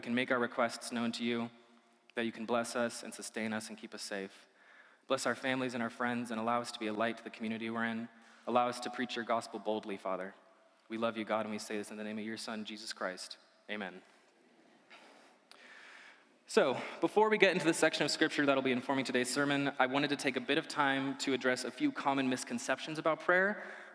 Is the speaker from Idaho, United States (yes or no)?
yes; Idaho, United States; also born or lived in Illinois; I grew up here in Idaho, though I was originally born in Illinois.